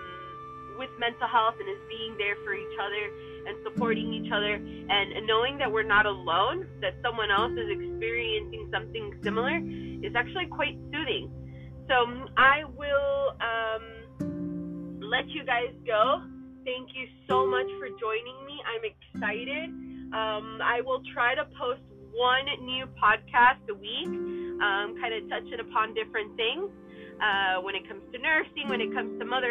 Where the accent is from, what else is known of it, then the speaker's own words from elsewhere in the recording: Miami, Florida, United States; moved away as an adult; also born or lived in San Diego; I was born and raised in Miami, Florida. I lived there for about 20 years.